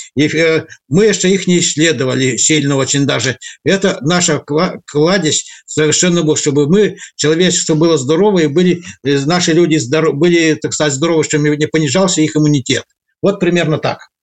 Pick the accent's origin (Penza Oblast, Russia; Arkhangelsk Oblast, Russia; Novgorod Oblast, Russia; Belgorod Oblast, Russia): Arkhangelsk Oblast, Russia; я родом с Архангельской области